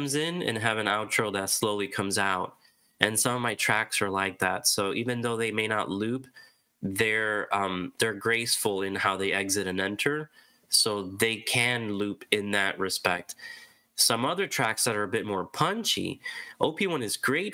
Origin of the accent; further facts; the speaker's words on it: Rochester, New York, United States; now in Miami, United States; growing up in Rochester, I was indoors all the time